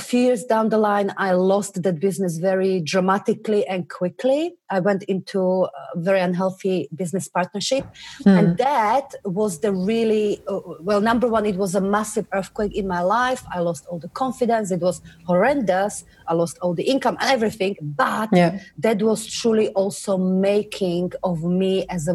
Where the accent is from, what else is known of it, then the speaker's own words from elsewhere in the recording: Slovakia; moved away as an adult; now in England, United Kingdom; I come originally from Slovakia, tiny little country near Germany. And I moved to England when I was 19